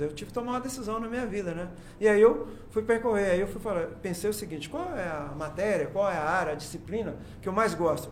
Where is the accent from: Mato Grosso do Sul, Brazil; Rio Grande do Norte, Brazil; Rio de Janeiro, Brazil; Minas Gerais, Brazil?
Minas Gerais, Brazil; Cajuri; now in Jataí, Brazil; eu, sou de Minas, né? Sou mineiro. Né? Sou de um lugar chamado Cajuri.